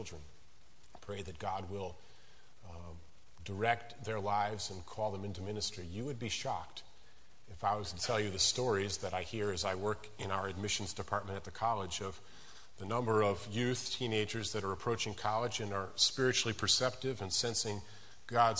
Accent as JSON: {"language": "English", "region": "Illinois", "country": "United States", "moved": "as an adult", "lives_now": "West Virginia, United States", "said": "I'm originally from Illinois."}